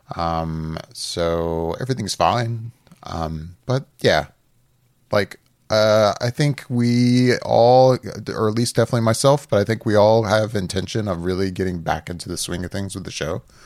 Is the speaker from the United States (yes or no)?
yes; Orlando, Florida, United States; I've grown up here. I'm from Orlando